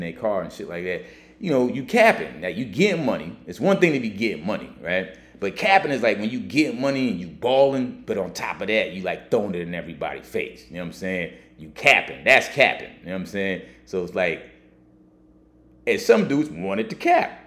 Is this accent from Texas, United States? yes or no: yes; Texas, United States; now in New York, United States; I grew up in Texas as a kid